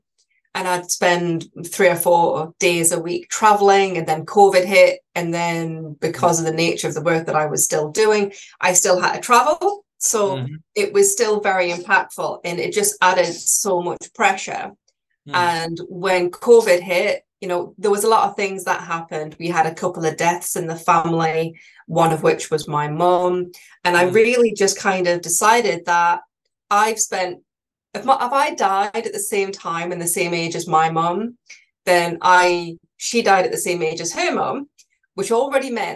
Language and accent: English; Newcastle upon Tyne, North East England, United Kingdom; now in Burghfield, United Kingdom; I'm a Geordie lass.